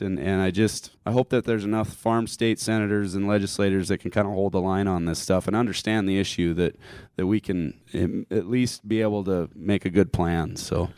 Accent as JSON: {"language": "English", "area": "Harding County", "region": "South Dakota", "country": "United States", "said": "I'm from Harding County"}